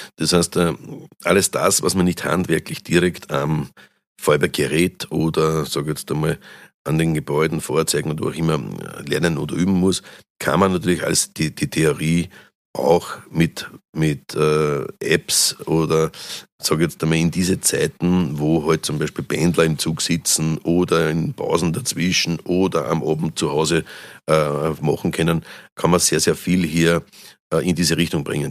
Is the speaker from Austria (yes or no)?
yes; Austria; also born or lived in St. Pölten; bei uns in Österreich